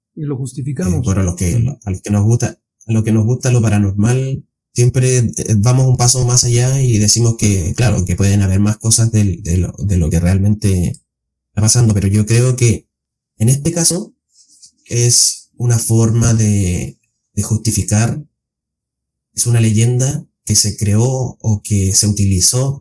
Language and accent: Spanish; Chile